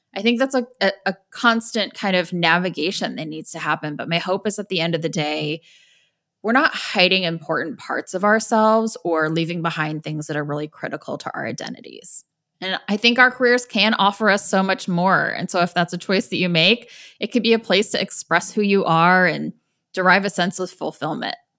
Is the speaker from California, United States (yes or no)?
no; Indiana, United States; I grew up in Indiana